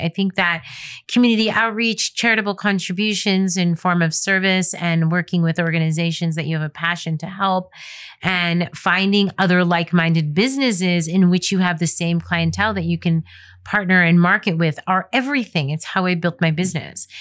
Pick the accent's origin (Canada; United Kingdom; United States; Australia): United States; I'm an American photographer